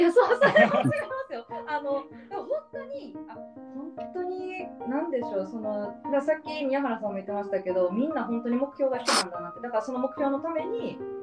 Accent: Kansai, Japan; accent: Kansai intonation; moved away as an adult; also born or lived in Himeji; now in Tokyo, Japan; 出身はまあこのイントネーションでもう皆さんわかるかと思うんですけど関西出身です。で去年、うん、去年えっ、と2019年の12月から東京に住んでます。

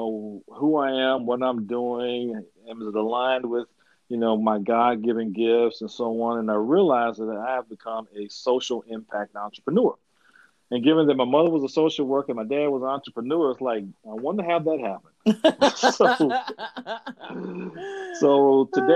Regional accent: Louisville, Kentucky, United States; I'm from Louisville, Kentucky, home of Muhammad Ali

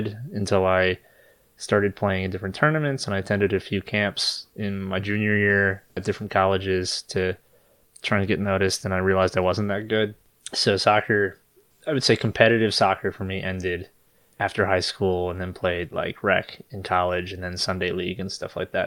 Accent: Maryland, United States; I grew up in Maryland

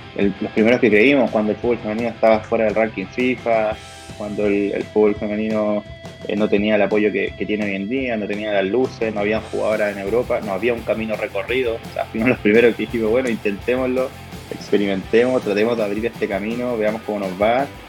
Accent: Chile; yo como chileno

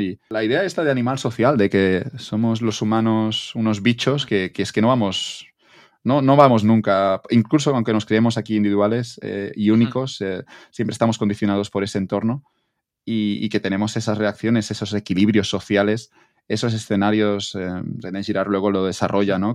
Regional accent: Spain

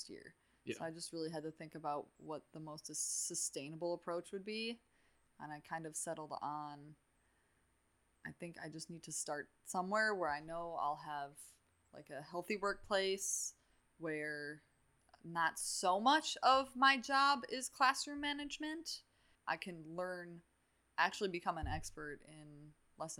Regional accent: Muskego, Wisconsin, United States; I grew up in Muskego

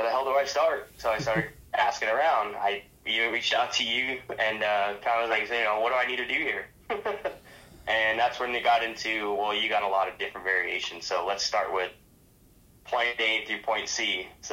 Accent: South Dakota, United States; now in Phoenix, United States; I'm from South Dakota. I'm a South Dakota boy

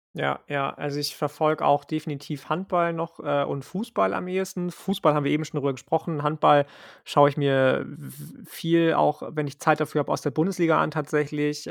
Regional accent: Lübeck, Schleswig-Holstein, Germany; in Lübeck geboren und aufgewachsen

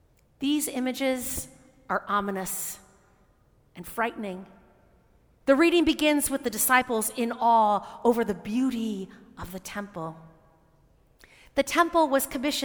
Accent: United States; As American Christians

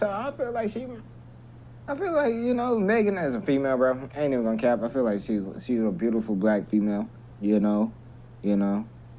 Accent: Texas, United States; I'm from Texas.

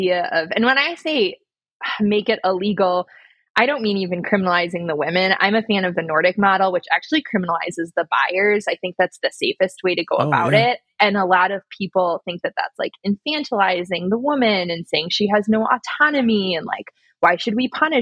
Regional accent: United States; moved away; also born or lived in Louisiana; I grew up in Hippieville. I moved to Louisiana.

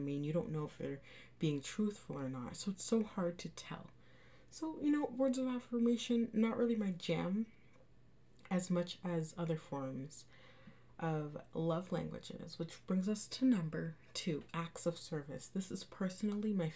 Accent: Canada; I'm from Canada, and right now we're in a lockdown

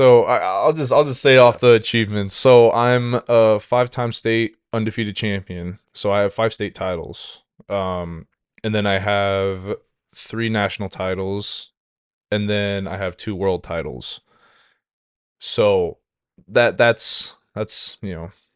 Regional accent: Washington, United States; moved away as an adult; also born or lived in Saint Cloud, Minnesota; now in St. Cloud, United States; I'm originally from Washington State

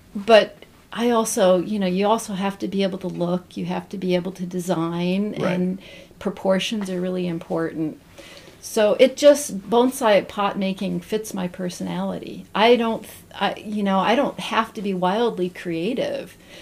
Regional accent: Zanesville, Ohio, United States; also born or lived in Southern California; now in Northeast Ohio, United States; I grew up in Zanesville, Ohio, which okay. is the home of the Y Bridge

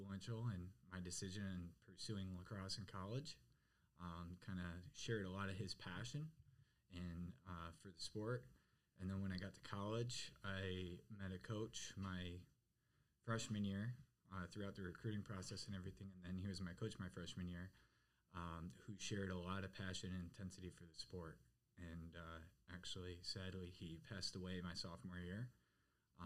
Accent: Detroit, Michigan, United States; moved away as an adult; where I grew up in Michigan

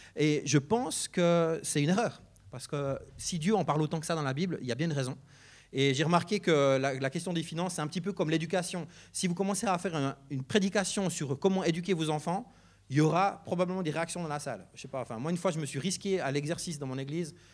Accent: Neuchâtel, Switzerland; Je viens du canton de Neuchâtel, comme mon accent l'indique parfois.

